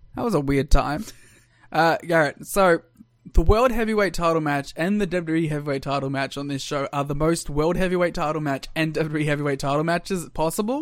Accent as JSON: {"language": "English", "country": "Australia", "said": "I'm Australian."}